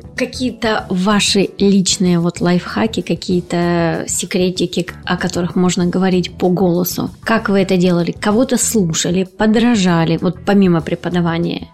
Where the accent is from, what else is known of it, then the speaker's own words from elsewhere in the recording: Krasnodar Krai, Russia; accent: southern; в нашем регионе, регионе кубанском, да, есть особый говор